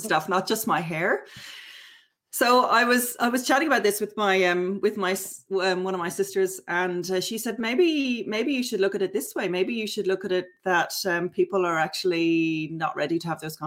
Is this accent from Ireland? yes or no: yes; Dublin, Leinster, Ireland; moved away as an adult; now in Hobart, Australia; I'm originally from Dublin, and I've lived in Australia for 20 years.